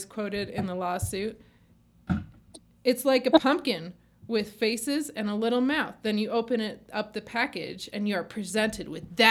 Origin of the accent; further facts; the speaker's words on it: South Hadley, Massachusetts, United States; I grew up in Little South Hadley, Massachusetts.